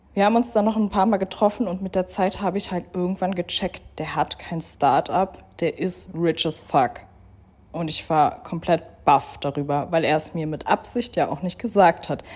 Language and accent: German; Berlin, Germany; moved away as an adult; now in Dubai, United Arab Emirates; in Berlin, in meiner Heimat